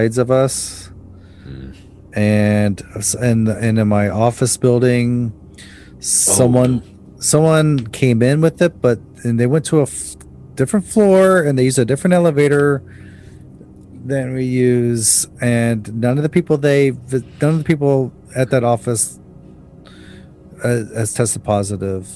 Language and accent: English; United States; now in South Korea; I'm American